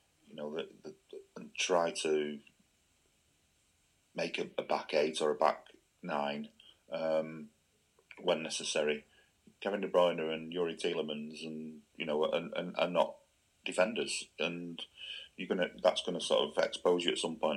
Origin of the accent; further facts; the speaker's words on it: England, United Kingdom; I'm an Englishman